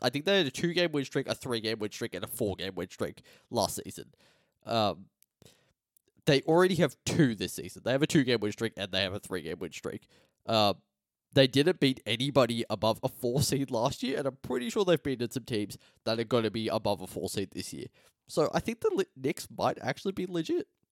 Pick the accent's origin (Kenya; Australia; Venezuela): Australia; as an Australian